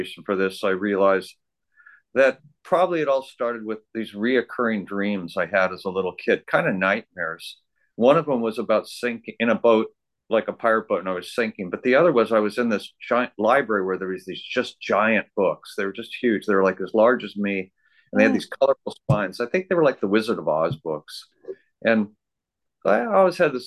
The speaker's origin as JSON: {"language": "English", "town": "La Cañada Flintridge", "region": "California", "country": "United States", "tie": "born or raised there", "said": "I grew up in Pasadena, near Pasadena, a town called La Cunada. So I'm from California"}